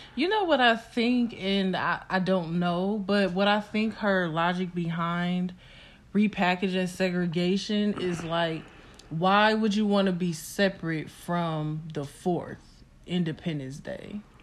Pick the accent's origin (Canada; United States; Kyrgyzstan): United States; we are American